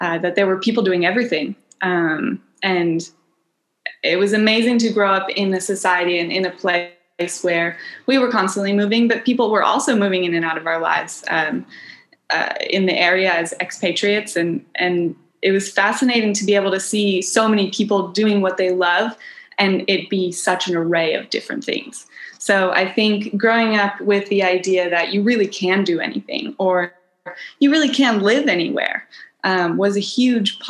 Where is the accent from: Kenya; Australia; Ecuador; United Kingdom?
Kenya; also born or lived in East Africa; now in Baja California Sur, Mexico; I was born in Kenya and raised in East Africa.